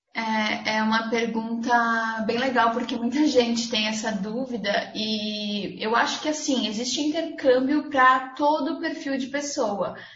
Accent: Blumenau, Santa Catarina, Brazil; sou de Blumenau, Santa Catarina

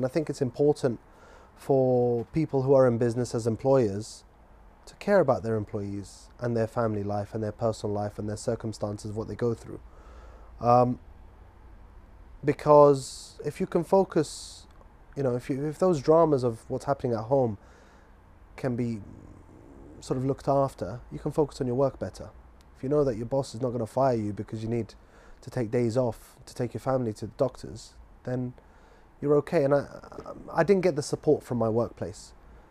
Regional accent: Scotland, United Kingdom; born there; also born or lived in Manchester / Guildford / London; You know, I was born in Scotland, moved to Manchester, lived in Guildford, and then we ended up in London.

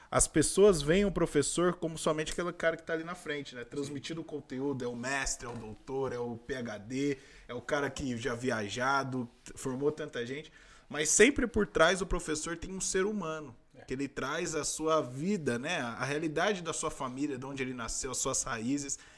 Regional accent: Brazil; born there; Na realidade de onde eu vim, da minha família. E isso é importante porque lá no bairro que eu nasci, na Vila Industrial, ali tem jovens e joias

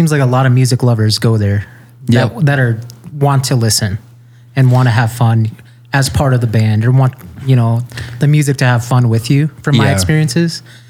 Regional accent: Sturgis, South Dakota, United States; also born or lived in California / Spearfish, South Dakota / Sacramento, California; Yeah, well, I was born in California, but I definitely grew up most of my life in Sturgis.

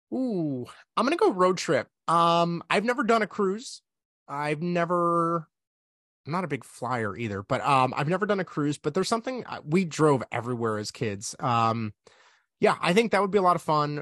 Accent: Chicago, Illinois, United States; I'm from Chicago

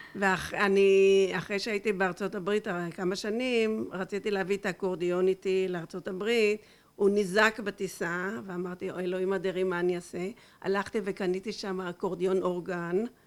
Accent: Holon, Tel Aviv District, Israel; אני גדלתי בחולון

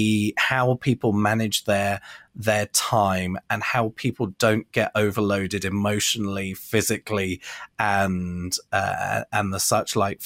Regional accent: Bournemouth, South West England, United Kingdom; moved away; my hometown of Bournemouth, UK

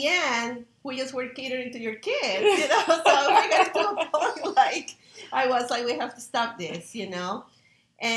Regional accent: Peru; now in United States; I'm from Peru, and I'm a chef here in the United States

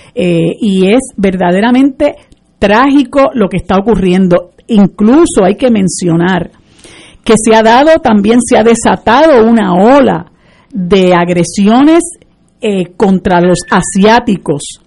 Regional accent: Puerto Rico

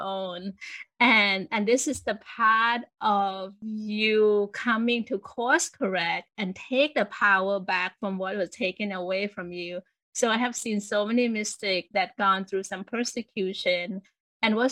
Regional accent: Thailand; I grew up in Thailand

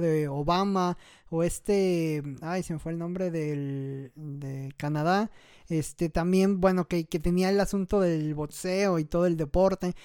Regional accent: Mexico; los ciento y tantos millones que somos de mexicanos

